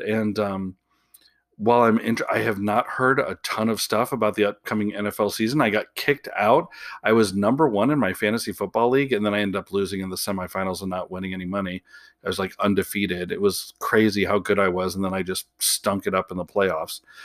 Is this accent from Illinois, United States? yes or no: yes; Chicago, Illinois, United States; now in Portland, United States; I am originally from Chicago, even though I live in Portland now